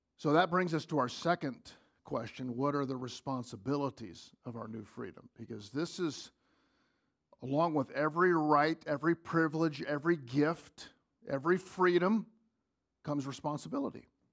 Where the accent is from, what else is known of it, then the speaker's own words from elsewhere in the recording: United States; As, as an American